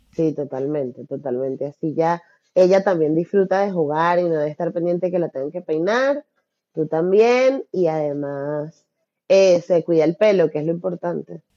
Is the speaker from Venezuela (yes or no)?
yes; Venezuela; moved away as an adult; now in Barcelona, Spain; yo soy venezolana